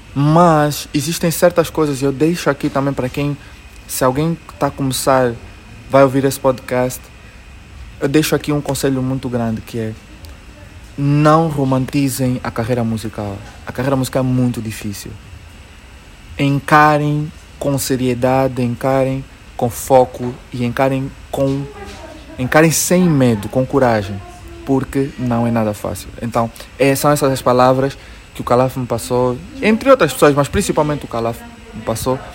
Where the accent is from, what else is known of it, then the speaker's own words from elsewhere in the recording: Luanda, Luanda Province, Angola; Nós luandenses temos uma forma de, de nos relacionarmos